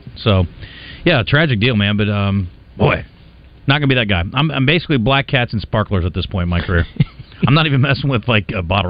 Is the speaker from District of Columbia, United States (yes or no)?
no; Iowa, United States; and I'm from Iowa. I mean, we are the corn mecca of Earth.